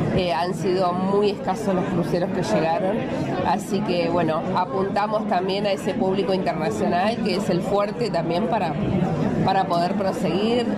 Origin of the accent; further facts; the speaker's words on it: Trelew, Chubut, Argentina; now in Dolavon, Argentina; Yo soy de, en este, nací entre Trelew, que está eh, muy cerquita de, Puerto Madryn